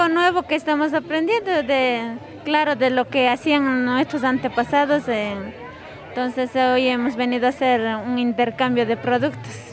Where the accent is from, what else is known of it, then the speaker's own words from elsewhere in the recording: Guamote, Chimborazo, Ecuador; soy de comunidad eh, Mercedes Cadenas de Cantón